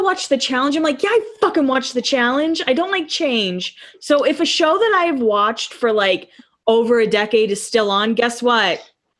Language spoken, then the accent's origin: English; Massachusetts, United States; I'm from Massachusetts.